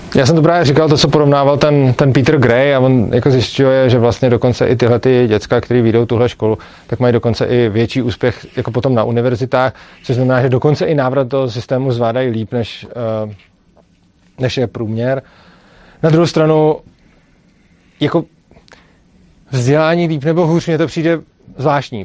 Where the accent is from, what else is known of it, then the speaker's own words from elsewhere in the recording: Prague, Czechia; já jsem z Prahy, ta škola je v Brně